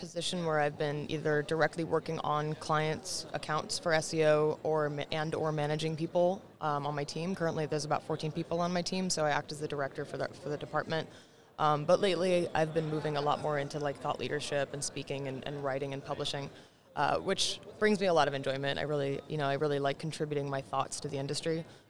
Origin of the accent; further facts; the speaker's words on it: Marin, Bay Area, California, United States; now in New York City, United States; So I didn't grow up in New York City. My parents did. My parents are both from New York City. They raised me in the Bay Area. So I'm a Bay Area kid, Silicon Valley. Awesome. But I grew up in Marin, which is just north of San Francisco.